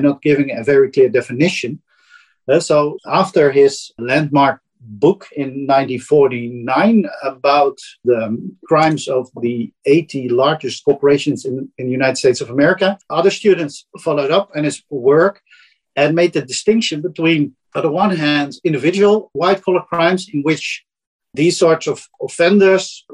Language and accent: English; Netherlands; accent: Dutch; English is a second language; my Dutch accent